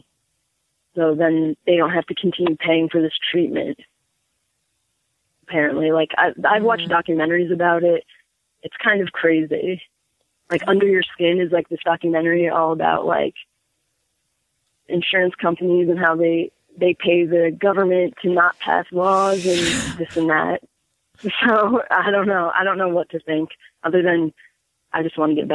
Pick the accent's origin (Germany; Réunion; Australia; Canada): Germany; I was born in Germany